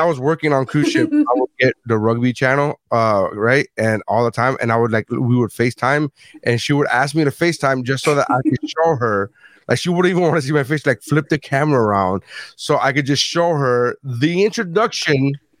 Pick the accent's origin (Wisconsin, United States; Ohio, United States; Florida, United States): Florida, United States; Miami; I'm not Cuban at all by any way, except that I grew up in Miami. So I feel as if I have somewhat of a connection to Cuban Miami.